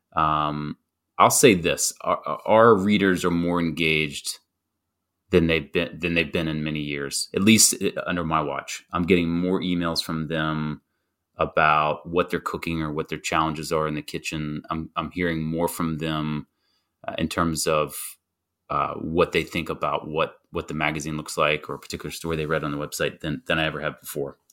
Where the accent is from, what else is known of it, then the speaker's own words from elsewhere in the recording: North Carolina, United States; growing up in North Carolina